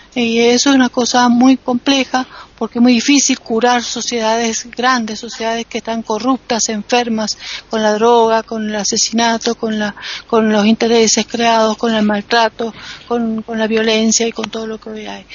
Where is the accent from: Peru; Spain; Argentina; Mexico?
Argentina; en mi país